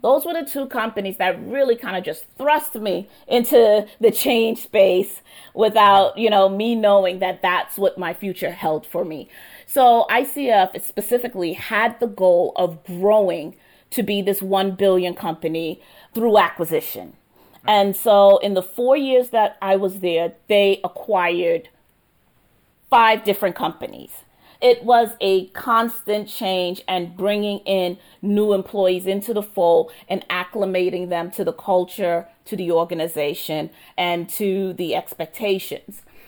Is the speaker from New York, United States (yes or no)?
yes; New York, United States; also born or lived in Trinidad; I was born in Trinidad in the Caribbean, and my mom and dad were also born in the Caribbean in Trinidad. And so they immigrated to New York when I was a baby.